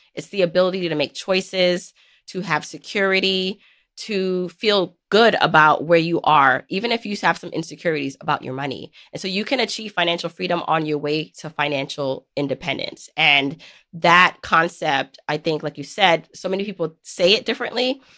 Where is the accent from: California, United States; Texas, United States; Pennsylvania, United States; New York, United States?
New York, United States; New York City; growing up in New York City.